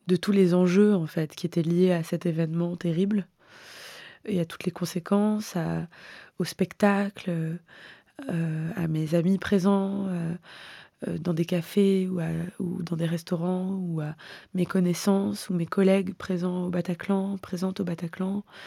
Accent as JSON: {"language": "French", "town": "Hyères", "region": "Provence-Alpes-Côte d'Azur", "country": "France", "tie": "born or raised there", "moved": "yes", "said": "j'ai grandi euh, dans le Var dans les années 90"}